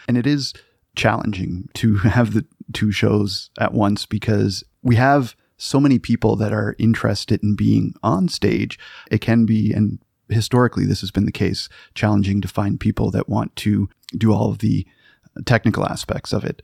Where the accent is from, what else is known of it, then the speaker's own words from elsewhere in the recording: Cape Breton Island, Nova Scotia, Canada; moved away; I'm, I'm from Cape Breton Island